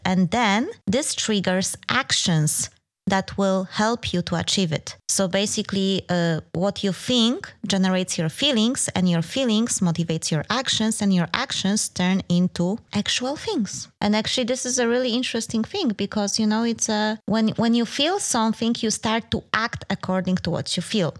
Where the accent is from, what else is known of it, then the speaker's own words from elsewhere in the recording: Denmark; we are from Denmark.